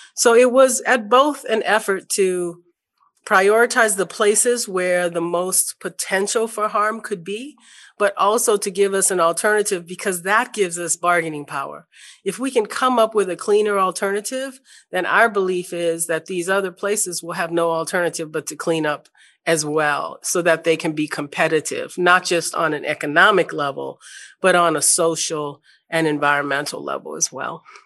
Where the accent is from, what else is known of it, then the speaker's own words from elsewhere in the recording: New Orleans, Louisiana, United States; I grew up in New Orleans